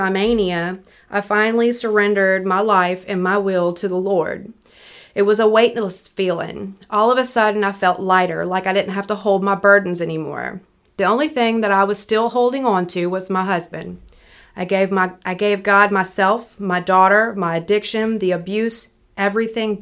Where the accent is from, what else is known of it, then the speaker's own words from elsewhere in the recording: Picayune, Mississippi, United States; moved away; I'm from Picayune originally